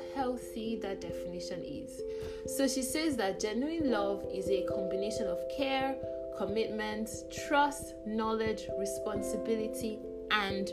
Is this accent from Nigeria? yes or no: yes; Nigeria; As a Nigerian